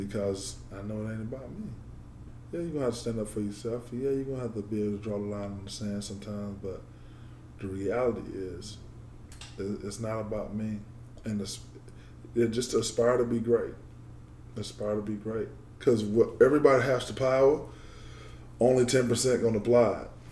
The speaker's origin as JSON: {"language": "English", "region": "Georgia", "country": "United States", "moved": "yes", "said": "I'm from Georgia. All my family is in Georgia"}